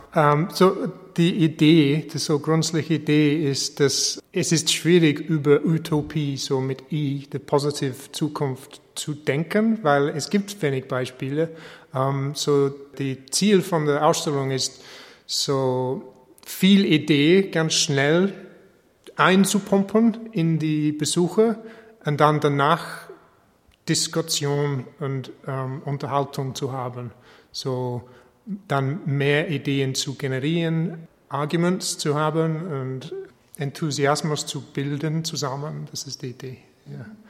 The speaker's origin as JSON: {"language": "German", "region": "England", "country": "United Kingdom", "second_language": "German", "moved": "as an adult", "lives_now": "Linz, Austria", "said": "Ich wohne in Linz seit 2013, aber ich bin äh, eigentlich ein Engländer"}